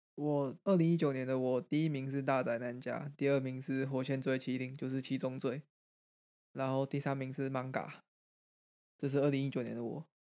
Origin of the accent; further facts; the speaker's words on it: Greater Taipei, Taiwan; 一个很一般的双北式的家庭